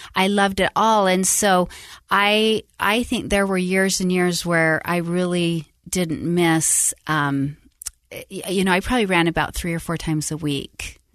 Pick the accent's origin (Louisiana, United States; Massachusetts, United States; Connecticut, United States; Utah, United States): Utah, United States; Salt Lake City; moved away as an adult; also born or lived in Tucson, Arizona / Sacramento, California; I grew up in Utah, um, born and raised Salt Lake